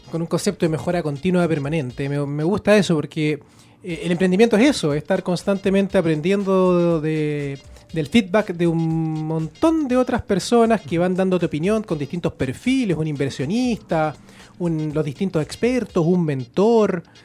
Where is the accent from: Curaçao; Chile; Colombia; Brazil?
Chile; somos los chilenos